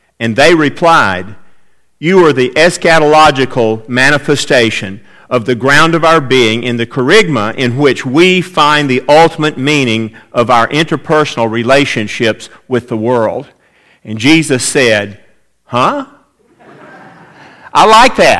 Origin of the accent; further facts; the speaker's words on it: Atlanta, Georgia, United States; I grew up in Atlanta, Georgia, and spent a lot of time around one institution there, our home church